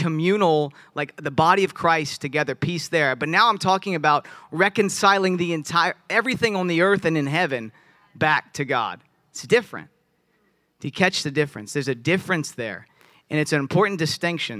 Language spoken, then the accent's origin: English; Virginia, United States; I'm from Virginia